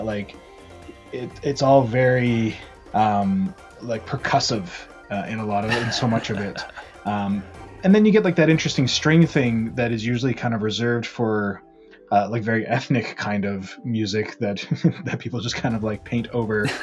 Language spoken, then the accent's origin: English; Ontario, Canada; also born or lived in Alberta; now in Vancouver, Canada; I grew up in Ontario, also very familiar with snow out there